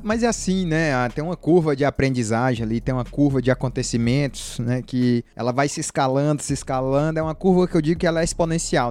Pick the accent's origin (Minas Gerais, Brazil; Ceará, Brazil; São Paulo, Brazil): Ceará, Brazil; Fortaleza; Eu sou aqui de Fortaleza, Sim. moro aqui do lado das dunas.